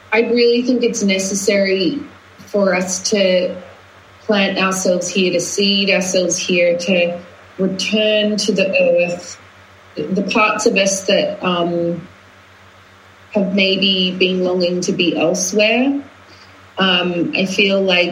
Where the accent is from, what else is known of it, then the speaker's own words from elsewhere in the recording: Australia; moved away as an adult; also born or lived in London; now in Glastonbury, United Kingdom; when I grew up in Australia, I was very Australian. Then I went traveling, and then I moved to London, and London had its way with me, and I became a hybrid of the two. And then now I live in Glastonbury